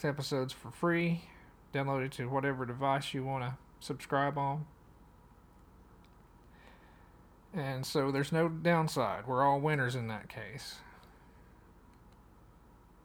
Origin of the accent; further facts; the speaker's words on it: Madisonville, Tennessee, United States; from my hometown, from Madisonville